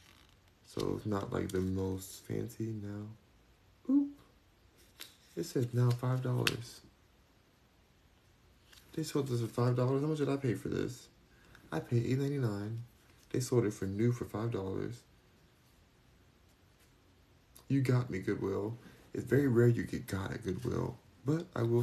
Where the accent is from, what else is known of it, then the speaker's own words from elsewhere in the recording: Los Angeles, California, United States; now in Houston, United States; I'm in Houston, Texas now, but I'm from Los Angeles, California. Hollywood.